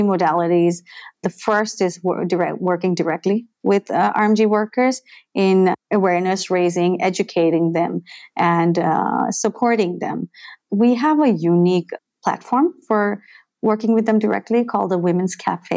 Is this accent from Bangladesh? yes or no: yes; Dhaka, Dhaka Division, Bangladesh; I'm born and bred in Dhaka, totally Bangladeshi